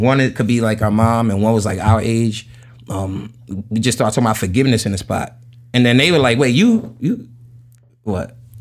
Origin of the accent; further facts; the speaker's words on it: New York City, New York, United States; I grew up in Jamaica, Queens